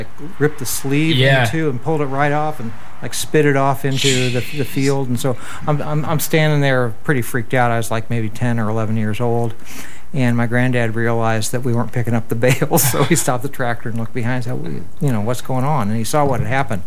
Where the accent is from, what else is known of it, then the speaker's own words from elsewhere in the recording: Northeast Indiana, United States; now in Minneapolis, United States; Growing up in Northeast Indiana, I spent a lot of time, summers and harvest seasons, on my grandparents' farm